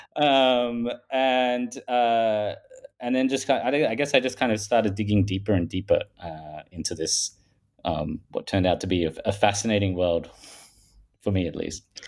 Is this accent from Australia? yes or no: yes; Australia; accent: Paul Hogan style; I'm from Australia. If people haven't picked that up from my um, Paul Hogan style accent